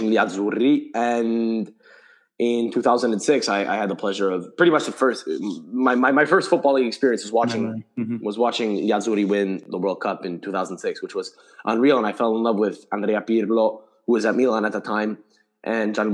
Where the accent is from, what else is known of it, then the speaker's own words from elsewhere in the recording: Montreal, Quebec, Canada; I grew up, was born and raised in Montreal, Canada, still live here